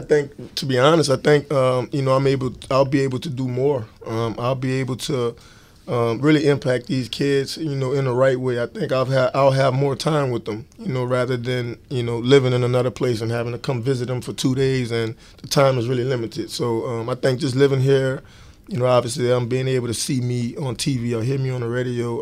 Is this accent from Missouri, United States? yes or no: no; New Orleans, Louisiana, United States; growing up in New Orleans